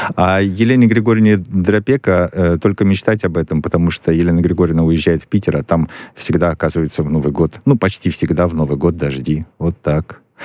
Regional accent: Vinnytsia, Vinnytsia Oblast, Ukraine; я родился в Виннице, на Украине

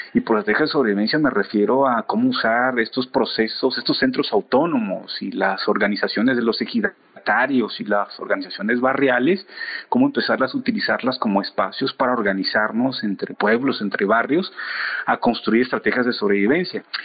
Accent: Comitancillo, Oaxaca, Mexico; en mi pueblo, en Comitancillo y en la región del istmo de Tehuantepec

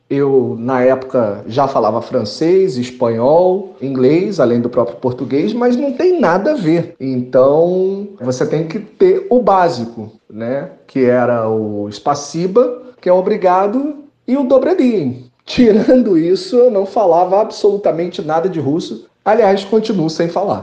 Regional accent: Rio de Janeiro, Brazil; jornalista, carioca, morando no Rio de Janeiro

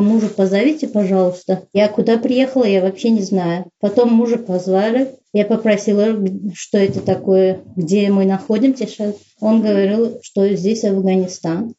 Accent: Uzbekistan; moved away as an adult; also born or lived in Saint Petersburg, Russia; я узбечка, я узбе- в Узбекистане живу

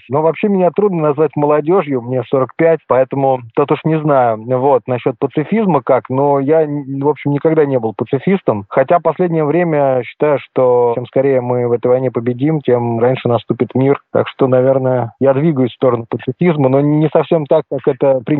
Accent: Moscow, Russia; но я коренной москвич, и для меня мой родной город, и уж тем более Кремль, это особое место.

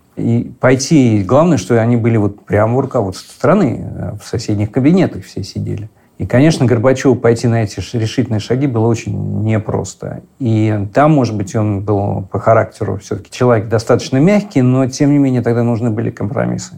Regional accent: Moscow, Russia; мы, москвичи, а я жил как раз в Арбатских переулках, там в коммунальной квартире

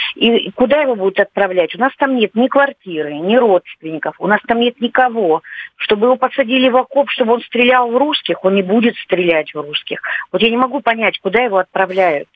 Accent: Ukraine; moved away as an adult; also born or lived in Lviv, Ukraine; now in Russia; мы родились на Украине

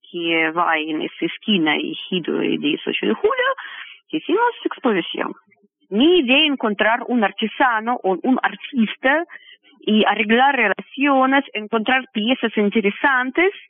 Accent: Russia; born there; Spanish is a second language; porque a mí me gusta vivir en Rusia, porque yo nací, tengo mis padres, es mi tierra, mi religión ortodoxo, yo siento muy cómodo.

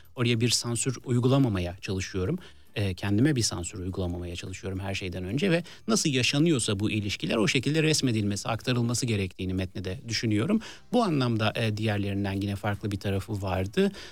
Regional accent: Istanbul, Turkey; ben yani Bağdat Caddesi taraflarında doğup büyüdüm

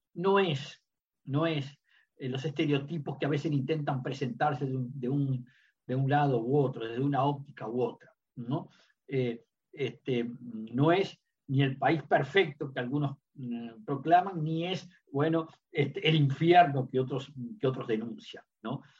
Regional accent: Uruguay; dos diplomáticos uruguayos

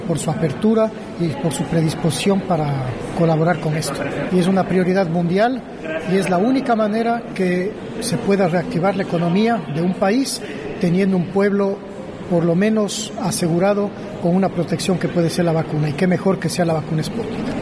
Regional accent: Ecuador; moved away as an adult; now in Russia

